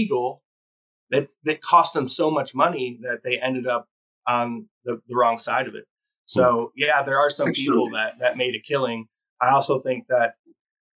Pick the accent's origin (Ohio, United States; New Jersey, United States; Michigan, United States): Michigan, United States; moved away as an adult; now in Humboldt County, United States; I'm an implant. I'm from Michigan. I'm a small business owner, but I didn't grow up in the cannabis industry.